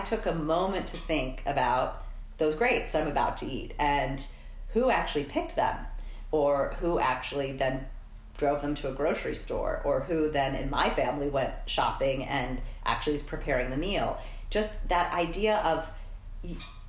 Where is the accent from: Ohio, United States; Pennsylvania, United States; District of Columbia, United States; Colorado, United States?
Colorado, United States; I'm from Colorado